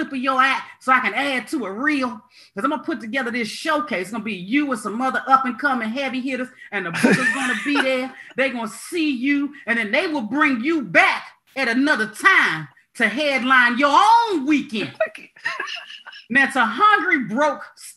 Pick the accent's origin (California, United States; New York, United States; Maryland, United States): Maryland, United States; also born or lived in Los Angeles; I'm from Maryland